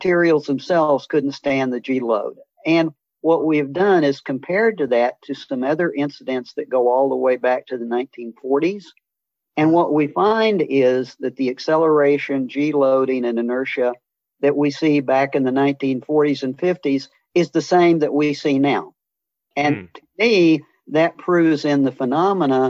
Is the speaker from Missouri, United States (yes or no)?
yes; Missouri, United States; born or raised there; moved away as an adult; also born or lived in Atlanta, Georgia